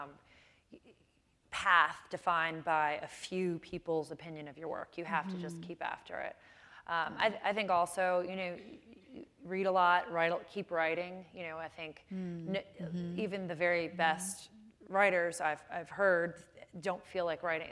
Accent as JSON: {"language": "English", "town": "Chicago", "region": "Illinois", "country": "United States", "tie": "born or raised there"}